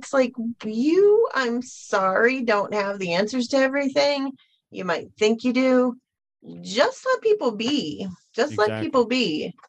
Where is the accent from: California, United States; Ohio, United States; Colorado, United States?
Ohio, United States; I am a teacher from Ohio, you know, like, I grew up singing in the choir.